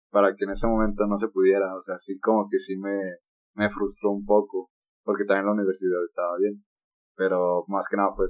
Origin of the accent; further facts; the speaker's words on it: San Luis, San Luis Potosí, Mexico; No, que somos de San Luis, de ¿a poco? No, sí, es que, ah, es que hablan muy cantado nos decían a nosotros